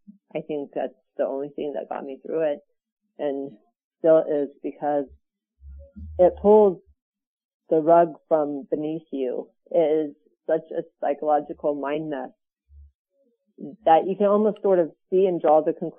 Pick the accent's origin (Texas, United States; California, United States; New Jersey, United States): California, United States; Burbank; I am from Burbank, California.